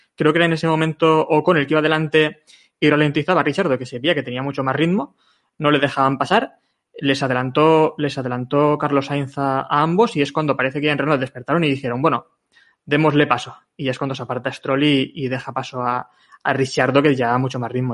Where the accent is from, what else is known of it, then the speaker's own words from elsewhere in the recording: Valencian Community, Spain; como valenciano